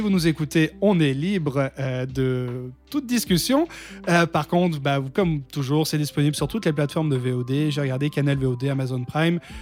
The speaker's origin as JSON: {"language": "French", "country": "France", "said": "en tant que français"}